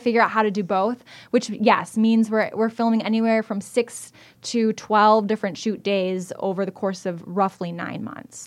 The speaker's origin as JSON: {"language": "English", "town": "Evansville", "region": "Wisconsin", "country": "United States", "tie": "born or raised there", "also_born_or_lived": "Oshkosh, Wisconsin", "said": "I was born and raised in South Central Wisconsin. I'm from Evansville in Rock"}